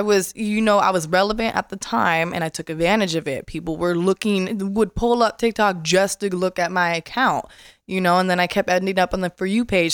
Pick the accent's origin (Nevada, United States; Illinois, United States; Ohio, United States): Nevada, United States; Las Vegas; moved away as an adult; also born or lived in Florida; moved to Vegas, and I'm from Vegas. I'm born and raised